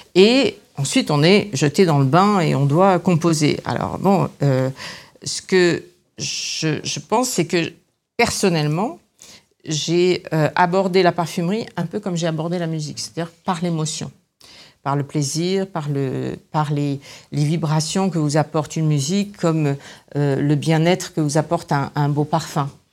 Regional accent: Grasse, Provence-Alpes-Côte d'Azur, France; moved away; also born or lived in Paris; je suis née à Grasse, donc j'avais un peu d'aide de, d'aide autour de moi et de gens qui étaient dans ce métier

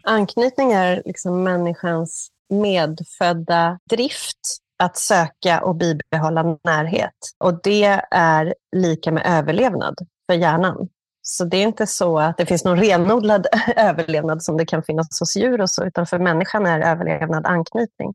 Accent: Stockholm, Stockholm County, Sweden; moved away as an adult; now in Barcelona, Spain; ursprungligen från Stockholm

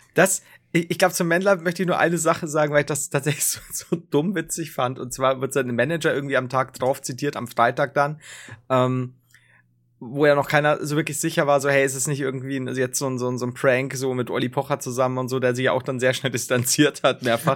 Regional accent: Bavaria, Germany; ich komme selbst aus Bayern. Ich bin quasi Bayern

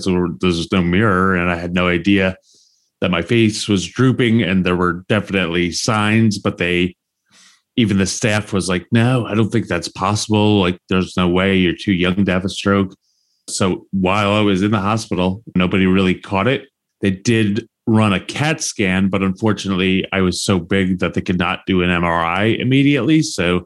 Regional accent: New Jersey, United States; moved away as an adult; also born or lived in New York / Miami; now in Florida, United States; For 22 years, from the age of 15, growing up in Jersey

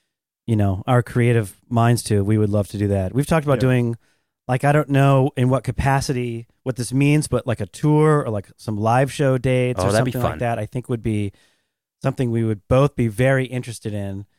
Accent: Seattle, Washington, United States; I'm from Seattle, so I like all my... I'm a hometown kid, so I like the Seahawks.

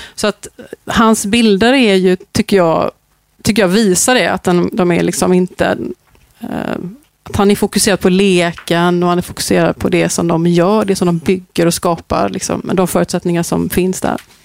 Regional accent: Gothenburg, Västra Götaland, Sweden; jag är uppväxt i Hammarkull under den här perioden

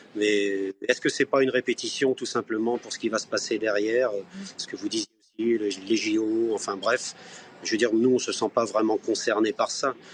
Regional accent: Nantes, Pays de la Loire, France; en tant que Nantais

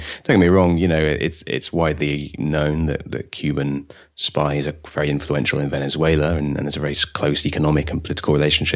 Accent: United Kingdom; as a British person

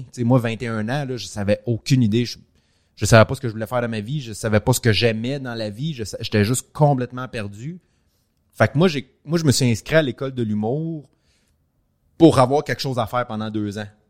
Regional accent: Montreal, Quebec, Canada; je suis parfaitement bilingue, je viens de Montréal

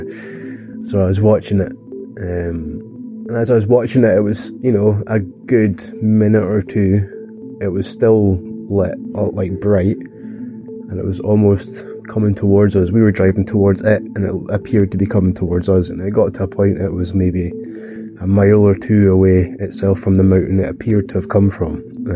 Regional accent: Glencoe, Scotland, United Kingdom; I'm from Glencoe, the west coast of Scotland, in the Highlands.

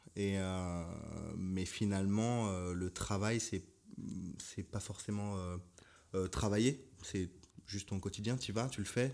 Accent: Paris, Île-de-France, France; Moi-même qui suis euh, parisien, né et tout

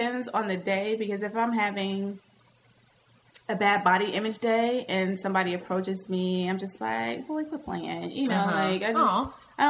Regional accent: the South, United States; accent: Southern; Hmm. That sounded real southern. My accent came out right there.

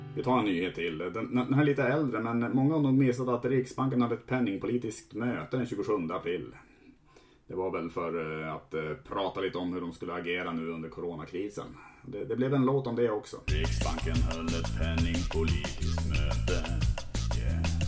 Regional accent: Sweden; vi svenskar

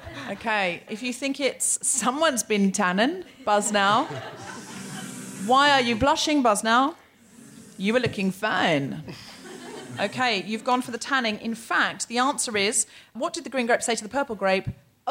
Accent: New Zealand; I am a Kiwi.

